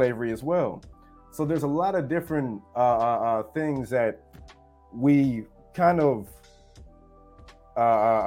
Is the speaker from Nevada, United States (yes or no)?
no; Georgia, United States; I'm born and raised in Georgia